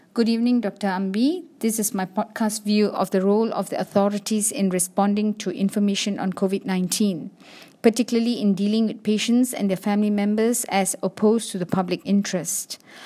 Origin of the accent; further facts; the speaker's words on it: Malaysia; As a Malaysian